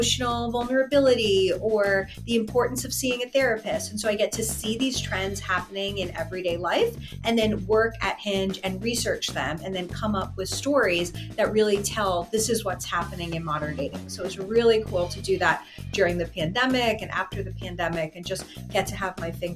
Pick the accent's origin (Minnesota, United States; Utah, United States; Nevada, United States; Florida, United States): Florida, United States; South; now in Oakland, United States; So I'm originally from South Florida, and now I live in Oakland, California, so right near San Francisco.